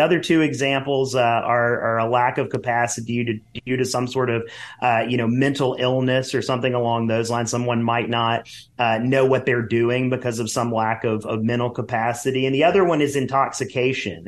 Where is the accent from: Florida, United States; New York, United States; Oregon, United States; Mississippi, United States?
Mississippi, United States; I'm originally from Mississippi